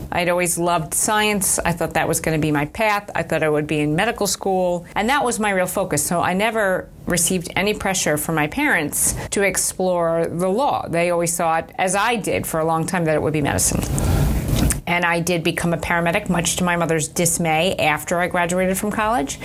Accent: Manhasset, New York, United States; I grew up in a town called Manhasset which okay. is in Nassau County

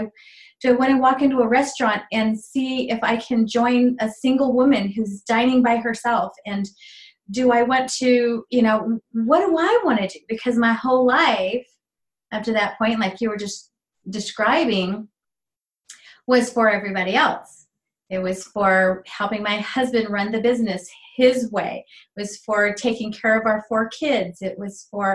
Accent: Arizona, United States; also born or lived in Mexico; now in Prescott, United States; I decided to move to Arizona, this is where I'm from

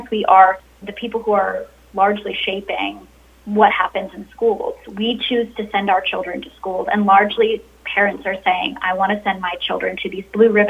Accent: Arizona, United States; my home state of Arizona

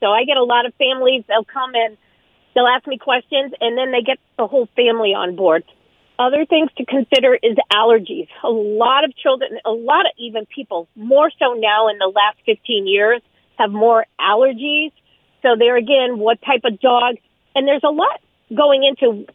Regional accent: Wilbraham, Massachusetts, United States; when I was growing up in Wilbraham years ago

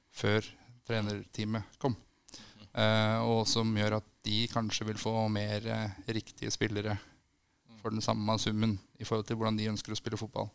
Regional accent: Brumunddal, Innlandet, Norway; moved away; Jeg er fra Brumunddal opprinnelig

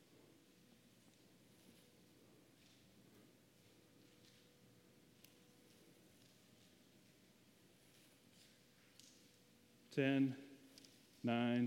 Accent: the South, United States; accent: southern; my little southern accent

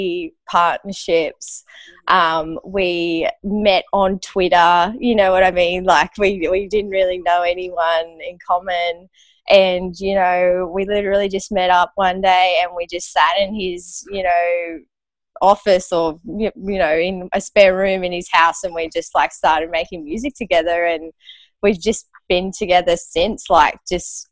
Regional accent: Australia; moved away as an adult; also born or lived in Los Angeles, United States; I needed to be back in Australia to be with my dad.

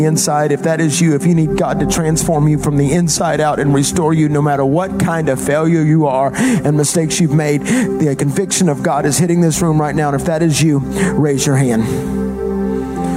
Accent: the South, United States; I'm from the South.

